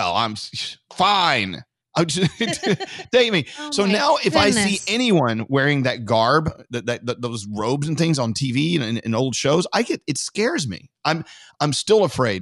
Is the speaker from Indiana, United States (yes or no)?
no; Texas, United States; I grew up in Texas